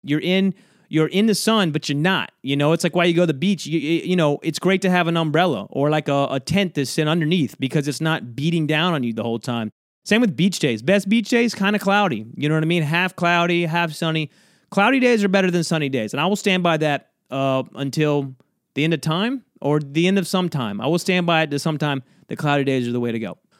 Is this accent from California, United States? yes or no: no; South Georgia, United States; now in New York, United States; I'm from, uh, South Georgia, so I was flying from South Georgia to New York, back to where I, where I live now, right? Where I've been for many years